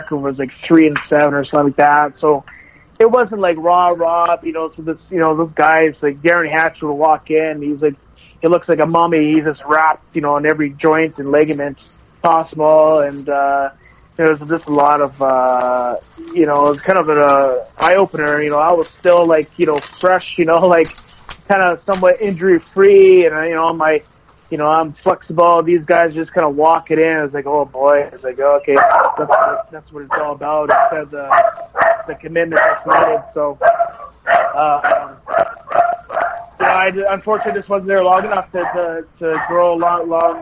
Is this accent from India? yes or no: no; Canada; we have two Nipah natives